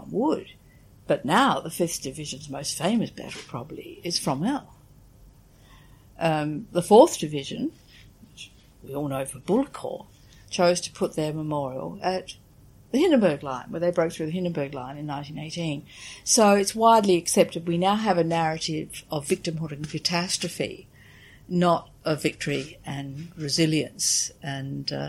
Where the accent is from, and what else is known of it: Australia